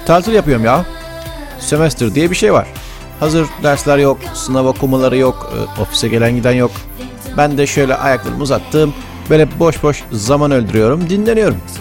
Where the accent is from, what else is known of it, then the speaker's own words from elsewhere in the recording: Mediterranean Region, Turkey; bir Akdeniz çocuğu olarak